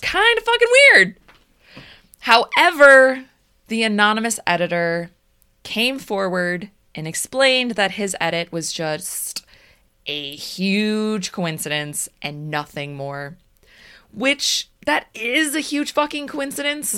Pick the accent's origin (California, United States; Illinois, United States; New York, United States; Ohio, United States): Illinois, United States; Des Plaines; We're from Des Plaines